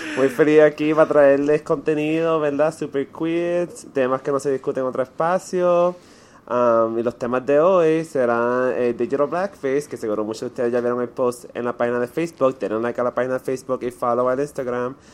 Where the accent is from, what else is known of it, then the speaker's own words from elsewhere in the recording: Puerto Rico; como puertorriqueños